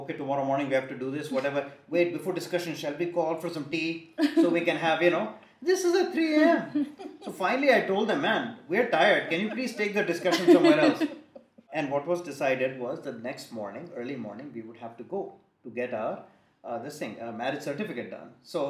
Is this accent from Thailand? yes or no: yes; Thailand; I told them that I grew up in Thailand